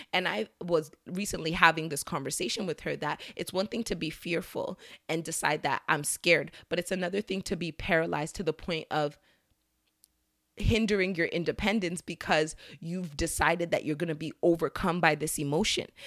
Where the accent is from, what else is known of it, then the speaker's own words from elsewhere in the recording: Nigeria; As a Nigerian